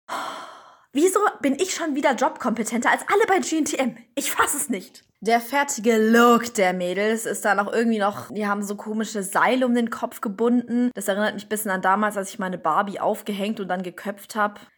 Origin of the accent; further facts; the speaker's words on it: Berlin, Germany; ich komme auch aus Berlin